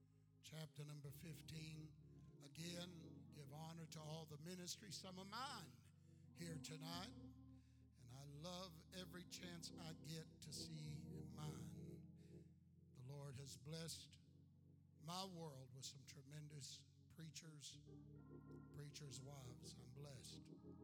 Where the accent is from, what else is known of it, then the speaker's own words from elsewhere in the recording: Texas, United States; also born or lived in Indiana; I am a Texan. I went from Indiana, came into the church in Indiana, and then went to Texas. I've been pastoring that church for about 36 years.